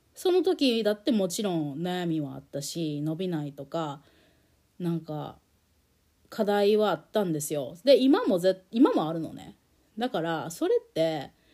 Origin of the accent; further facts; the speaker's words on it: Japan; also born or lived in United States; 日本で生まれ育って日本語で快適に暮らしてきた